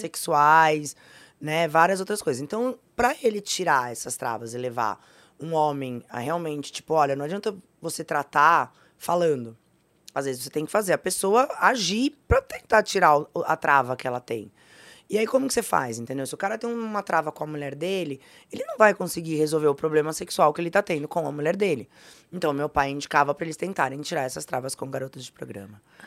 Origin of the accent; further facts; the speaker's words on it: Brazil; o país que a gente vive, mas eu sou brasileira